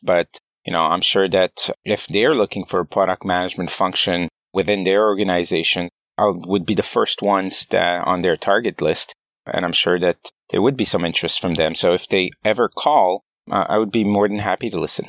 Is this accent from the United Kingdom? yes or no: no; Montreal, Quebec, Canada; moved away as an adult; also born or lived in San Francisco, United States; As a Canadian living in the valley